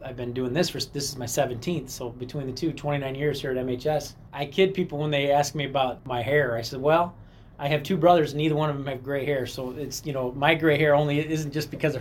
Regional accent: Rock Falls, Illinois, United States; now in Mendota, United States; I'm born and raised in Rock Falls

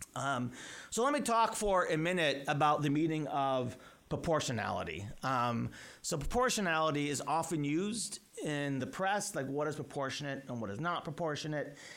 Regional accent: United States; I speak now as an American Jew

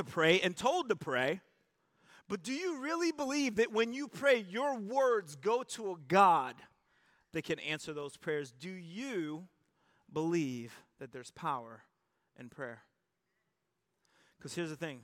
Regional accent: United States; we're American

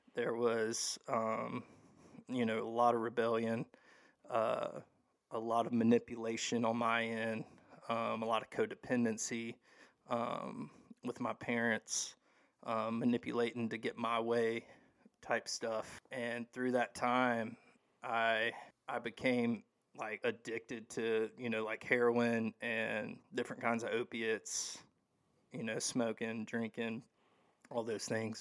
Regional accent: Hattiesburg, Mississippi, United States; I'm from Hattiesburg, Mississippi, originally. Um, I was born and raised there

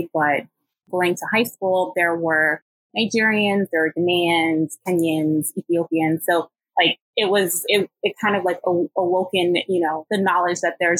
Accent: Chicago, Illinois, United States; moved away; So I grew up in the States. I was born and raised in Chicago. And I definitely like always identified as being Nigerian, more so, I think, than African

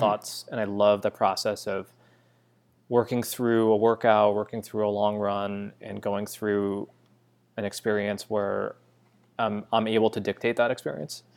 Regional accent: Western Massachusetts, United States; now in New York City, United States; I grew up in Western Mass

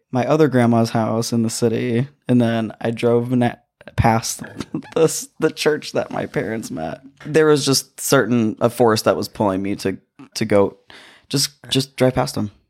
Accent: Muskegon, Michigan, United States; moved away; my hometown where I was born. And which is Muskegon

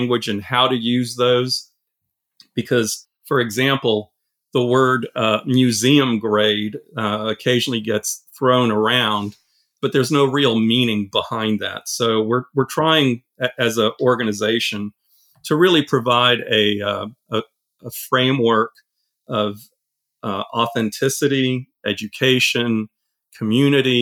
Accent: Austin, Texas, United States; also born or lived in France / Silicon Valley; I grew up in Austin. I was originally born in France. And from France in 1976, my family moved to Austin. And as a nine-year-old

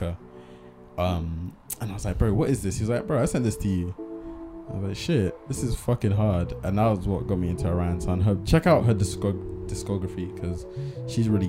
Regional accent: Bristol, South West England, United Kingdom; I'm from Bristol, so I say can't.

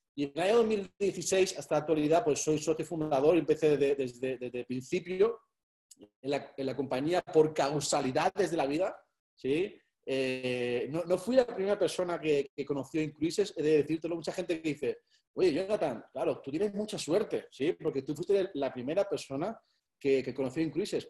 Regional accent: Spain; soy español

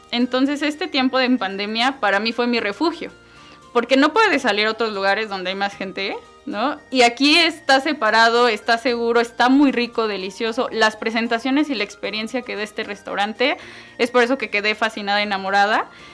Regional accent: Mexico City, Mexico; now in Tizayuca, Mexico; yo soy eh, originaria de Ciudad de México, pero ya tengo más de 20 años viviendo acá

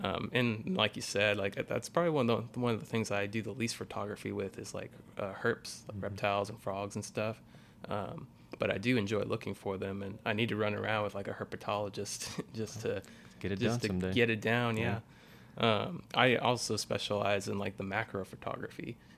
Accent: Boerne, Texas, United States; raised in Burney, Texas, just north of San Antonio

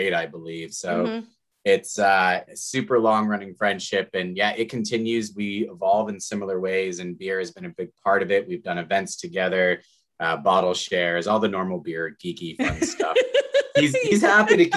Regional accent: Amesbury, Massachusetts, United States; I grew up here in Massachusetts, Amesbury to be specific

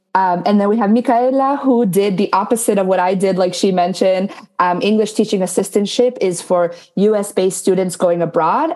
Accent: New Jersey, United States; also born or lived in Paraguay; now in Florida, United States; originally from New Jersey, Jersey girl forever

